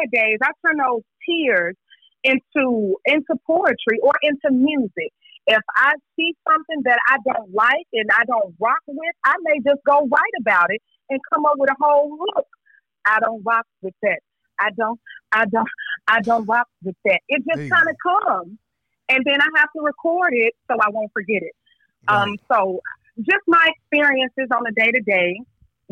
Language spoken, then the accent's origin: English; Memphis, Tennessee, United States; I grew up in White Haven